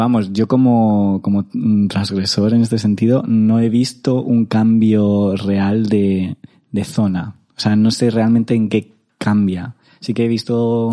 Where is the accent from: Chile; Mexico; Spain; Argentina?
Spain; Madrid, Community of Madrid; yo soy un madrileño sin barrio porque mis padres eh, están divorciados desde que tengo memoria.